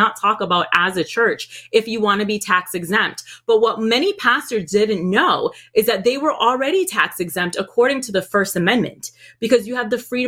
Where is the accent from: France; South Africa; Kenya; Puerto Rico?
Puerto Rico; moved away; also born or lived in Boston, Massachusetts, United States; I moved over there. I was raised over there